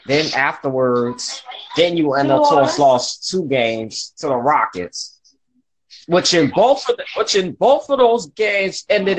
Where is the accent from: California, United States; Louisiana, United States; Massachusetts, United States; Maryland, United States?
Louisiana, United States; New Orleans; I'm way born and raised in New Orleans.